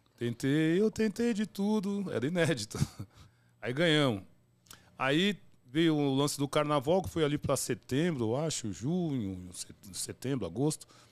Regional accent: São Paulo, Brazil; also born or lived in Coab; Eu morava, nasci no bairro do Limão, lá na Zona Norte

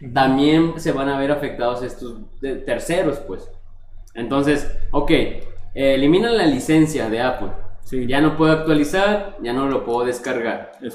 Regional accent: Mexico; como buen mexicano

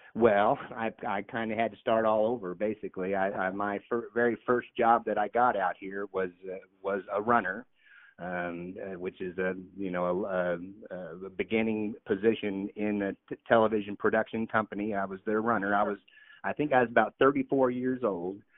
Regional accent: Missouri, United States; moved away; I grew up in Missouri

